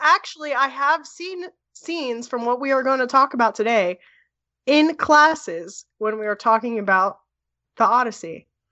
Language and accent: English; Edison, New Jersey, United States; moved away; also born or lived in Florida / Texas; I am from Edison.